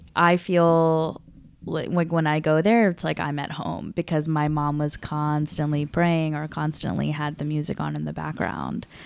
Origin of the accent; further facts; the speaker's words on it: the South of the United States, United States; me growing up in the South of the United States